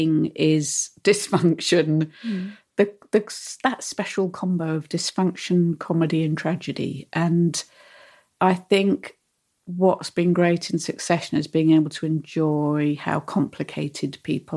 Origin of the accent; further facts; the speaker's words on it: United Kingdom; we, as British writers